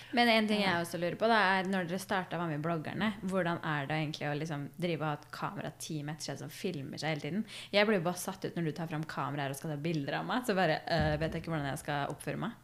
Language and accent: Norwegian; Fredrikstad, Østfold, Norway; Vi er fra Fredrikstad